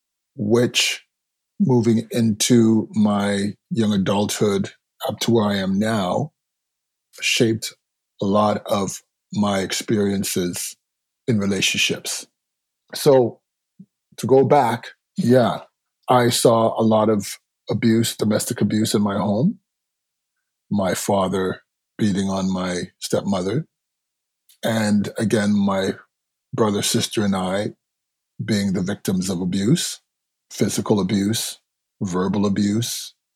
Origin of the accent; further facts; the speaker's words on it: Toronto, Ontario, Canada; Born and raised in Toronto to Jamaican parents